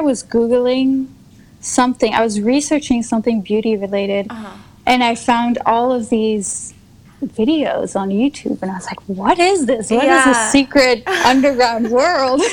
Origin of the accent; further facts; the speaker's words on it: Luxembourg; moved away as an adult; also born or lived in south of France; now in France; I live currently in south of France, mm-hmm. but I was born in Luxembourg, which is a tiny country in Europe. Mm-hmm. We're like 500,000 people